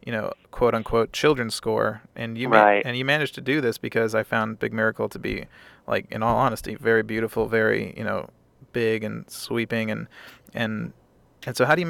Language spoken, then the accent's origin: English; Maryland, United States; I grew up in Maryland, so we had some big winters.